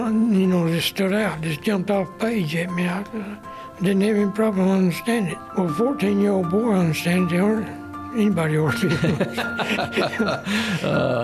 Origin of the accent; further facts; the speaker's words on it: Muscle Shoals, Alabama, United States; also born or lived in Leighton, Alabama; my daddy bought some land down here in Muscle Shoals when I was 6 years old